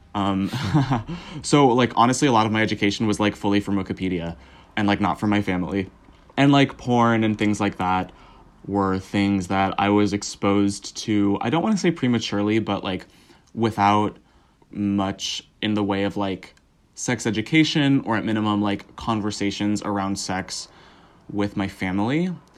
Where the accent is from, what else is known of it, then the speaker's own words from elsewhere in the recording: Southern California, United States; I grew up in Southern California